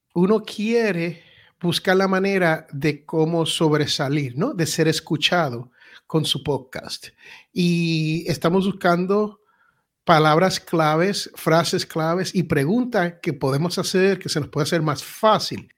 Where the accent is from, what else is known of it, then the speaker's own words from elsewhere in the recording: United States; aquí en la gran nación norteamericana donde yo nací